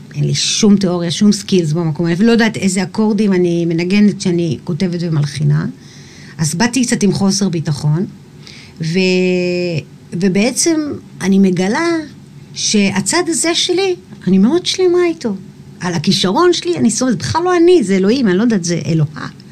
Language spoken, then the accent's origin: Hebrew; Eilat, Southern District, Israel; גדלתי באילת